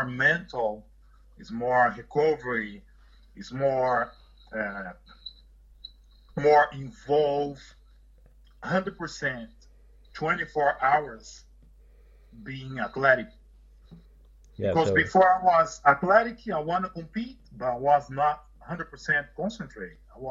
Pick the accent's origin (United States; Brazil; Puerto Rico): Brazil; English is a second language; moved away; I'm from Brazil